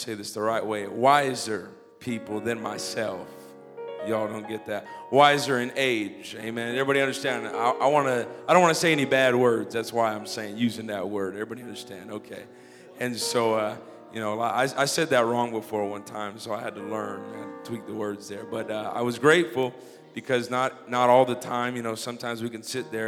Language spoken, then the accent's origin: English; Los Angeles, California, United States; I'm from Los Angeles originally, so I'm getting used to the whole Indiana Midwest thing